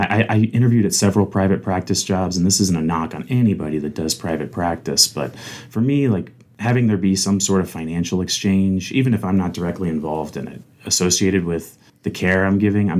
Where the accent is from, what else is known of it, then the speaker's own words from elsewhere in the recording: Fort Benning, Georgia, United States; born there; also born or lived in Alabama / Kentucky / Tennessee / Texas; My dad was in the Army. I was born in Fort Benning, Georgia, a very common military post, and I actually lived there four different times throughout my childhood.